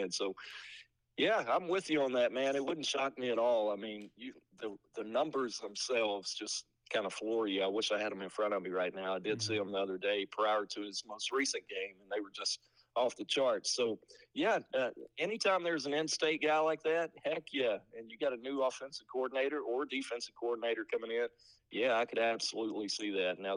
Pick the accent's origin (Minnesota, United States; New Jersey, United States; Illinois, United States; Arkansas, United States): Arkansas, United States; Cleveland County; I was raised in Cleveland County.